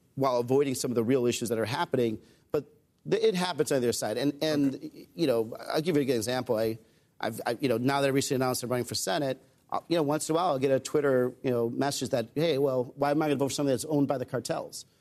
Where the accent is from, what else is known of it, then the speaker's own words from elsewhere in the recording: Arizona, United States; I grew up in Arizona